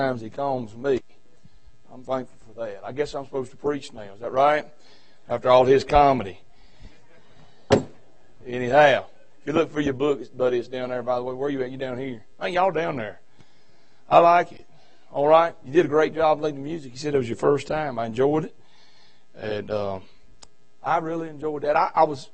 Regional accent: Virginia, United States; now in North Carolina, United States; I'm from Virginia. I live in North Carolina, but I just be known I'm a Virginian.

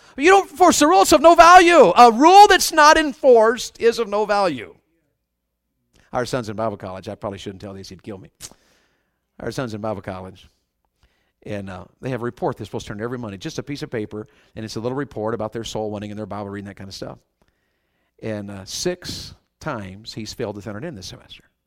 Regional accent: the South, United States; I was raised in the South, and, and Southerners sometimes are a little pigheaded about things.

